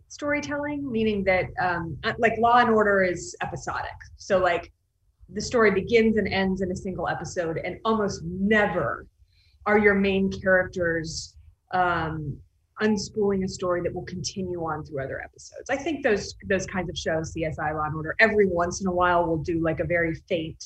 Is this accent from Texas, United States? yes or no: yes; Texas, United States; also born or lived in New York; now in Los Angeles, United States; I grew up in Texas